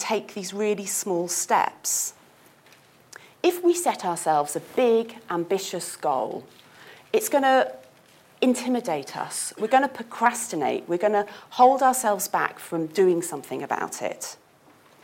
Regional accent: United Kingdom; I am British after all

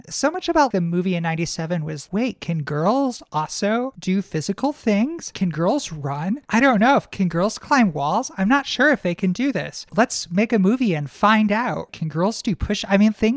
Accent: Detroit, Michigan, United States; I grew up in Detroit

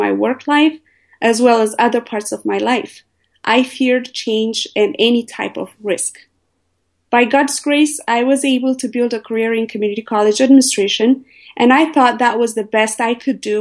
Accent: Ethiopia; moved away as an adult; also born or lived in Eritrea; now in United States; I was born and raised in Ethiopia.

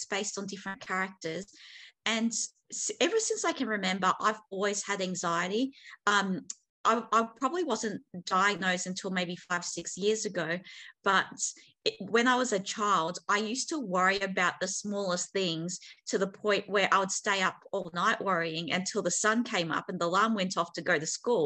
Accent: Melbourne, Victoria, Australia; I'm from Melbourne. I've lived here my whole life.

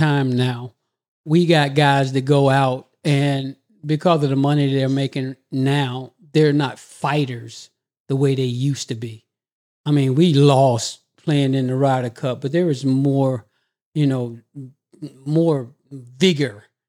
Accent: United States; Because I'm American.

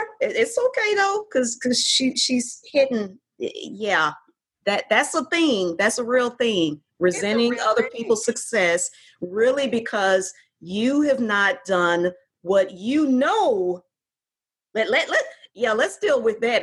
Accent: Fort Worth, Texas, United States; moved away as an adult; now in Houston, United States; my hometown of Fort Worth

